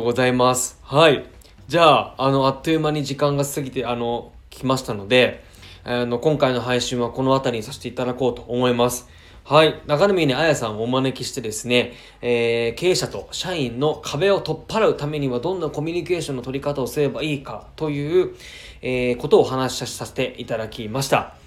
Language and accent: Japanese; Chiba, Japan; 千葉から来たんです